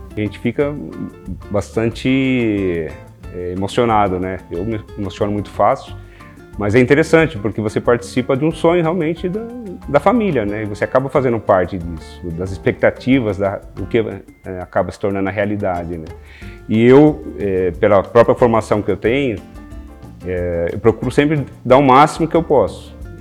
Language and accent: Portuguese; Sorocaba, São Paulo, Brazil; sou aqui de Sorocaba